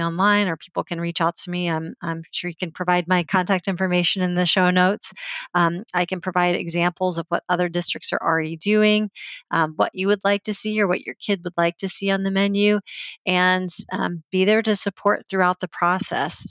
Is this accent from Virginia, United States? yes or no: yes; Virginia, United States; I grew up in Virginia